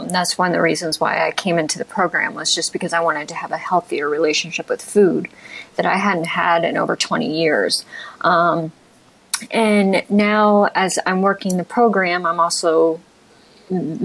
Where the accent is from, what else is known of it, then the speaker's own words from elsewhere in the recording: Ohio, United States; now in San Francisco, United States; I'm from Ohio